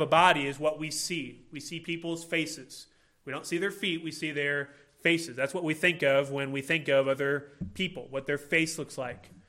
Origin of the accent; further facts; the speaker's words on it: Illinois, United States; moved away; I grew up in Illinois